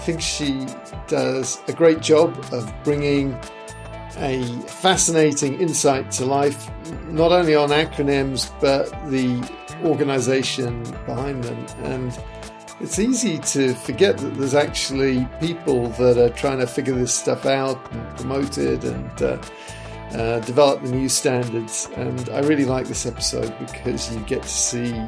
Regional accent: England, United Kingdom; now in United States; I grew up in England, and so I kind of got to see America from afar. Even though I was born in America

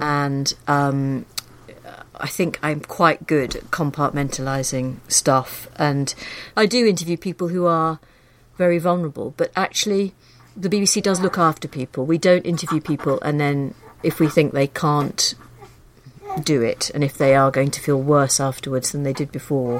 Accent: Liverpool, North West England, United Kingdom; moved away as an adult; I grew up in Liverpool

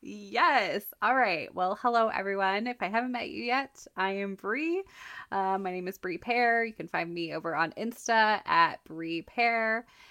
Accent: Colorado, United States; also born or lived in Texas; now in Minnesota, United States; I grew up in Colorado, lived in Texas for a while, and now I'm in Minnesota

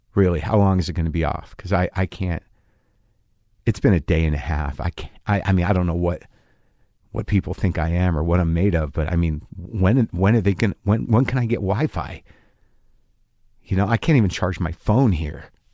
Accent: New Jersey, United States; I'm from New Jersey.

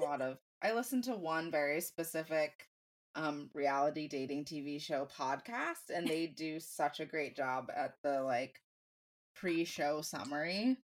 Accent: Franklin County, Pennsylvania, United States; Franklin County Fair is the fair in my hometown, my home county.

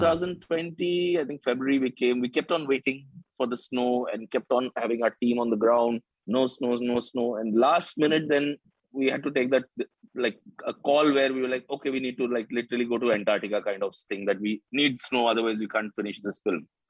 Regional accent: Shillong, Meghalaya, India; moved away as an adult; also born or lived in Nagaland / Delhi; now in Mumbai, India; I was born in Nagaland, grew up in Shillong

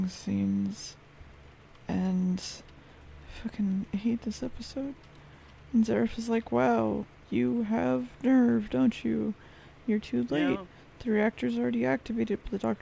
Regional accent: United States; I'm American

